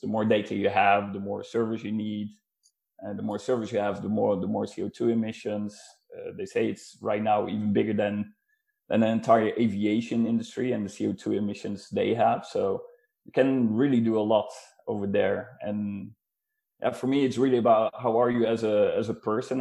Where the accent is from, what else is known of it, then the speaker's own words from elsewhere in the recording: Netherlands; moved away as an adult; now in Norway; I'm actually originally from the Netherlands and uh, moved to Norway uh, back in uh, 2016